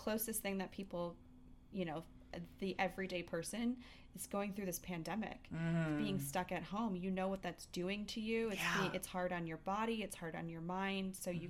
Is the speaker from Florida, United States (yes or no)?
no; Chicago, Illinois, United States; moved away as an adult; now in Denver, United States; So I'm originally from Chicago. I moved to Denver 3.5 years ago.